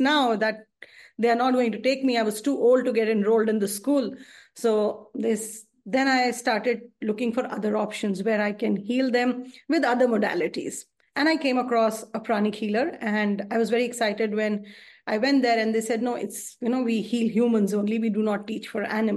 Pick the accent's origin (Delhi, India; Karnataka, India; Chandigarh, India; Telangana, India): Delhi, India; New Delhi; I'm from India and I'm from New Delhi.